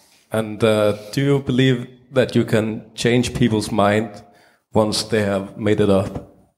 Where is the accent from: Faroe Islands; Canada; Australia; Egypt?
Faroe Islands; I'm a student from the Faroe Islands.